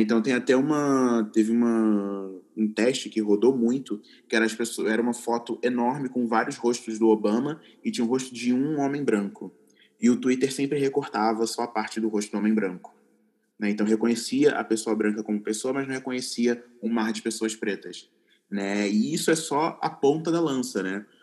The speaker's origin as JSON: {"language": "Portuguese", "town": "Duque de Caxias", "region": "Rio de Janeiro", "country": "Brazil", "tie": "born or raised there", "moved": "as an adult", "lives_now": "São Paulo, Brazil", "said": "Eu cresci na, na, na periferia, na Baixada Fluminense do Rio de Janeiro"}